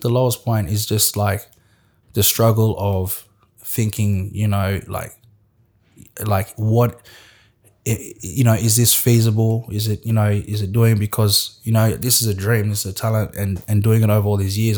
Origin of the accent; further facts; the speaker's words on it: Australia; also born or lived in West Africa; I'm still an Australian